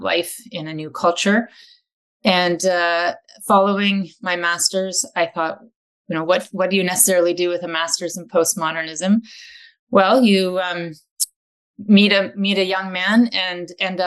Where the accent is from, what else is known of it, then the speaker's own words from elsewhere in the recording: Vancouver, British Columbia, Canada; moved away as an adult; also born or lived in Washington, United States / Paris, France / London, England / Asia; I'm originally from Vancouver and then went to school here and did an undergrad at UBC